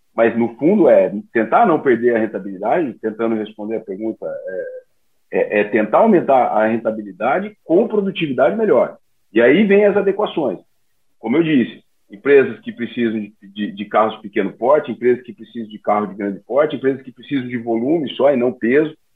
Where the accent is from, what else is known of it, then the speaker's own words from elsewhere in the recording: interior of Paraná, Brazil; moved away; eu venho do interior do Paraná, de uma cidade bem pequenininha